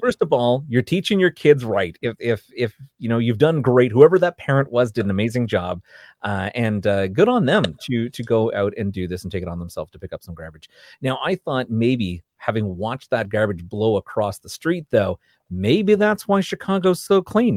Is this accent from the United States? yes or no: no; Canada; I'm from Canada